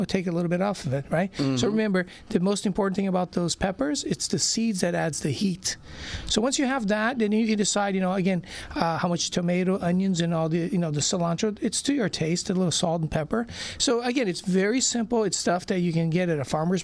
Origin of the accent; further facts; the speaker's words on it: Brazil; now in Orange County, United States; I basically was born and raised in Brazil, and we moved here in the mid-70s and been here since